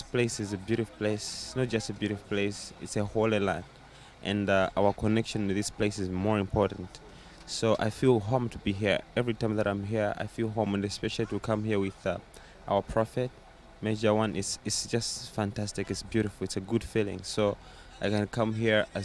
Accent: South Africa; I'm from South Africa.

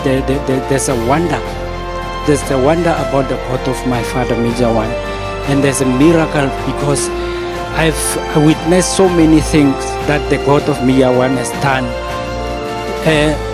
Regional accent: Rustenburg, North West, South Africa; I'm from Rustenburg.

